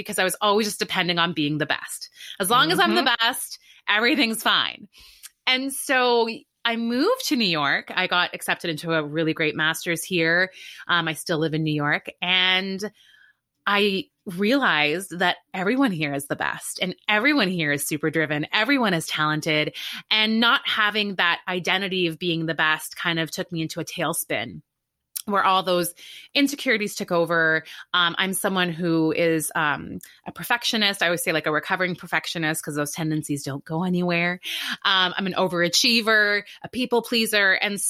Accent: Canada; And so I grew up in Canada, went to a great school undergrad, and there I was kind of like a big fish in a little pond.

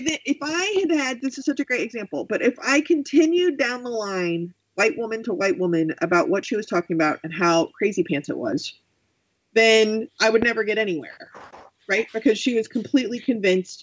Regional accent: Texas, United States; moved away as an adult; also born or lived in Arizona; I am from Texas

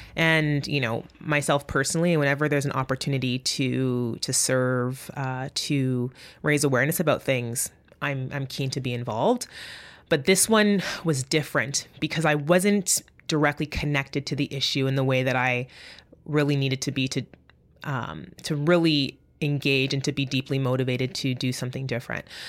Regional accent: Winnipeg, Manitoba, Canada; first language English; I'm from Winnipeg, Manitoba, and that I'm a first generation Canadian

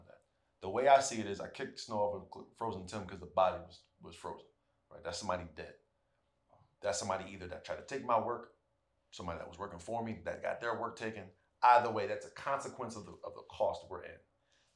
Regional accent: New York City, New York, United States; John and I are Harlemites

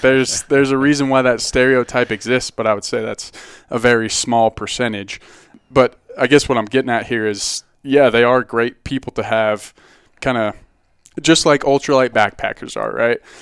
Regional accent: Boulder, Colorado, United States; I grew up in, uh, Boulder

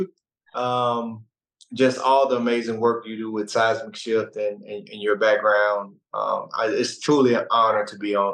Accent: Mississippi, United States; moved away; also born or lived in Arkansas; I grew up in Mississippi, and I went to school in Arkansas

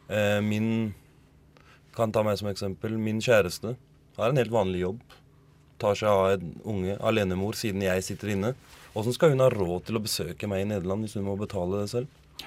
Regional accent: Norway; first language Norwegian; Jeg er norsk

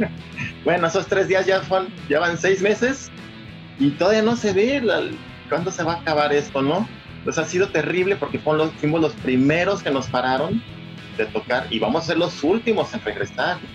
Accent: Guadalajara, Jalisco, Mexico; moved away as an adult; now in Los Angeles, United States; yo soy originario de Guadalajara y toda mi vida viví ahí hasta el año 2000 que vine a Los Ángeles

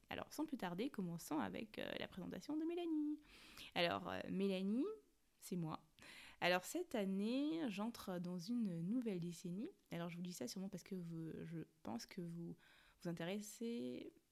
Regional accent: Cameroon; accent: Cameroonian; Je suis née, j'ai grandi au Cameroun, 237 represent, mais bon, je pense que ça servait à rien de le préciser parce que je crois que l'action camerounais, c'est quand même l'un des accents qu'on reconnaît très facilement.

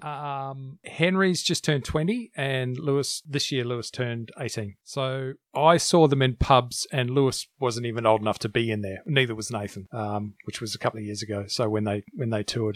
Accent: New Zealand; moved away; I was born there, and there's a reason I left.

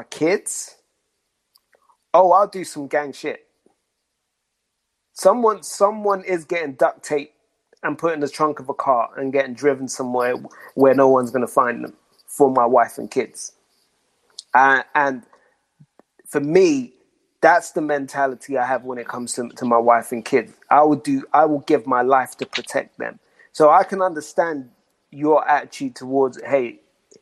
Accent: London, United Kingdom; I grew up in South London

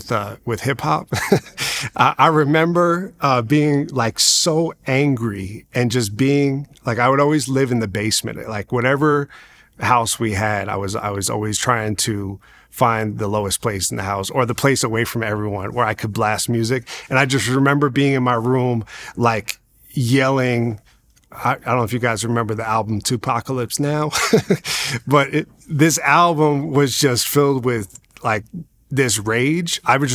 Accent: Long Island, New York, United States; I grew up in Long Island, New York, and I grew up to really having a single mom.

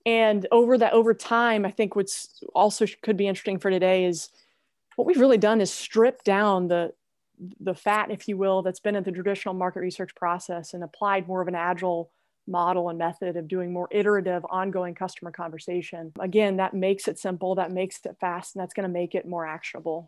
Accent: Oklahoma, United States; moved away as an adult; also born or lived in Indiana; born and raised in Oklahoma

